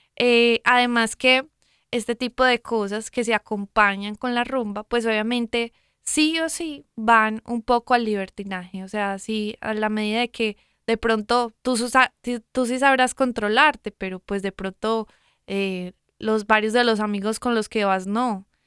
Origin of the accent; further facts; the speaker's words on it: Medellín, Antioquia, Colombia; moved away; de donde vengo yo, de Medellín, Colombia.